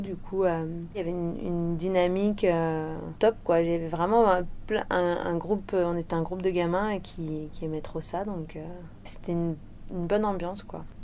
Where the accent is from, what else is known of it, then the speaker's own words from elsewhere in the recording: Réunion; also born or lived in Le Puy-en-Velay, Haute-Loire, France; je suis née en Haute-Loire et euh, mes parents ont déménagé à La Réunion. J'avais 20 mois à peu près.